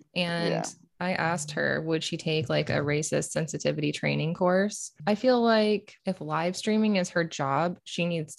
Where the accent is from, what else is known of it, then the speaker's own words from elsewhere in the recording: the South, United States; I'm from the South.